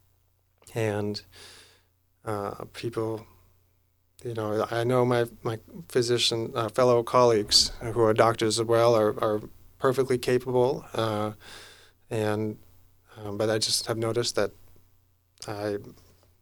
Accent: Lummi, Washington, United States; I'm from Lemming

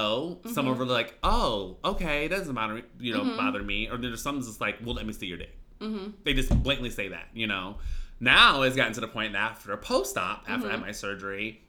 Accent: Chicago, Illinois, United States; moved away; I'm from Chicago

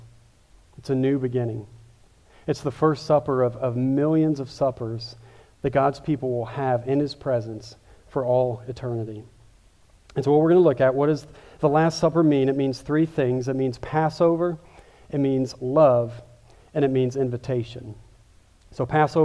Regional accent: Kansas City, United States; moved away; also born or lived in Louisville; I grew up in Kansas City, so I'm a big barbecue guy

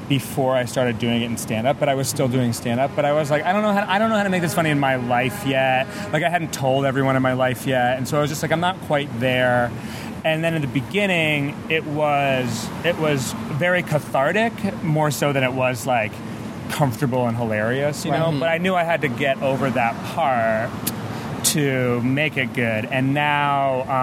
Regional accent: Rhode Island, United States; now in Los Angeles, United States; I'm from Rhode Island, so I grew up

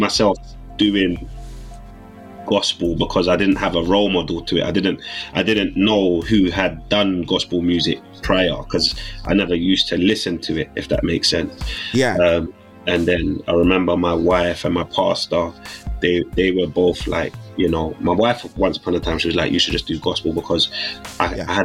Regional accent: London, United Kingdom; I grew up in South London

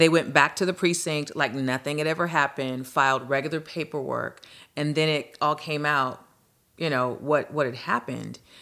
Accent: Lynwood, California, United States; I was born and raised in Linwood, California, which is, um, a neighboring city to Compton

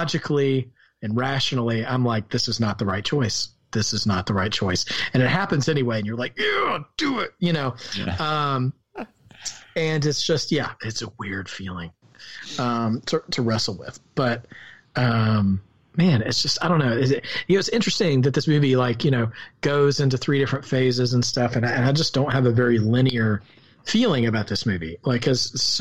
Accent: the South, United States; accent: rural Southern; My rural Southern accent

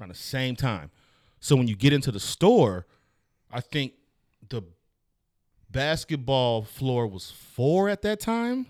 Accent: the Bay Area, California, United States; I'm from the Bay

